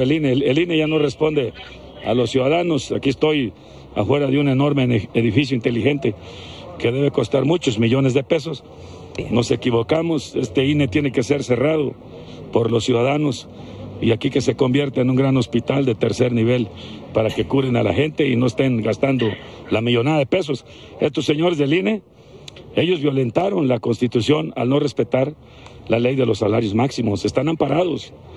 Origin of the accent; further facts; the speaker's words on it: Guerrero, Mexico; Yo soy del estado de Guerrero, donde la patria es primero